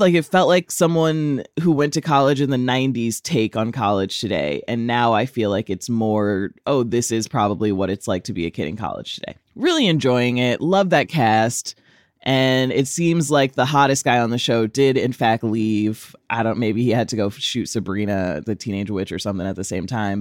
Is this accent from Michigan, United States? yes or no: no; DeSoto, Texas, United States; moved away; I'm from Dallas